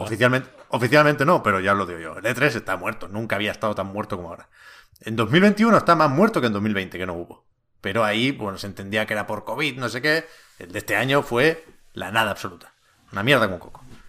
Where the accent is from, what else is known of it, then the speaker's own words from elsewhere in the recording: Tiana, Catalonia, Spain; also born or lived in Montgat; Yo soy de Tiana, eh, un pueblo aquí cerca de Barcelona, y mi madre trabaja en el ayuntamiento de Tiana.